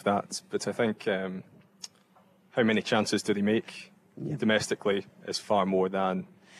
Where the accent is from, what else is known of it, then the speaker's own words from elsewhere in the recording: Lochwinnock, Scotland, United Kingdom; I'm from Lochwinnock.